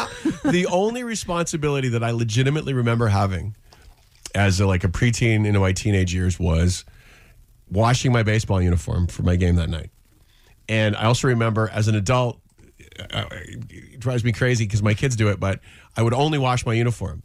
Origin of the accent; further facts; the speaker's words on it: Edmonton, Alberta, Canada; growing up in Edmonton